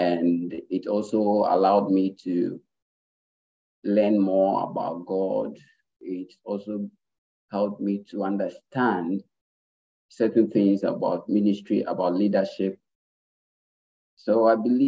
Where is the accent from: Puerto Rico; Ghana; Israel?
Ghana; I'm from Ghana